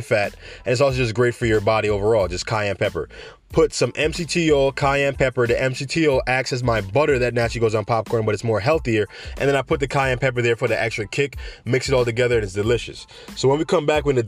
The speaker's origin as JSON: {"language": "English", "town": "New York City", "region": "New York", "country": "United States", "moved": "yes", "lives_now": "Florida, United States", "said": "I'm from the Bronx"}